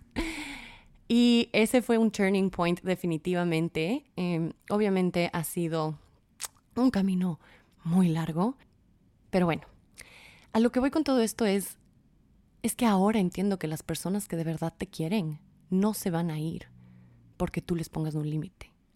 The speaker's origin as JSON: {"language": "Spanish", "town": "Quito", "region": "Pichincha", "country": "Ecuador", "said": "soy de Quito, Ecuador"}